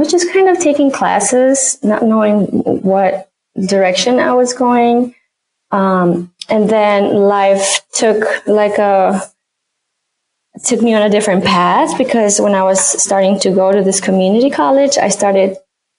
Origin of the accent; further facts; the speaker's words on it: Mexico; moved away as an adult; now in Chicago, United States; I grew up in Mexico, and I moved when I was almost 20.